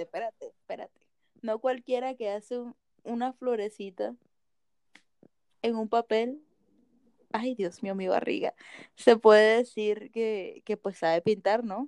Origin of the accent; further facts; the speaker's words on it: Caribbean coast, Colombia; en la costa se dice PEA